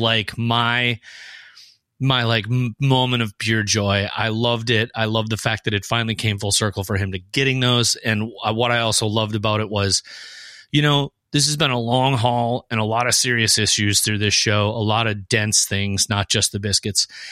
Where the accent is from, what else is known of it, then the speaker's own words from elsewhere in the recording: Fargo, North Dakota, United States; we are from Fargo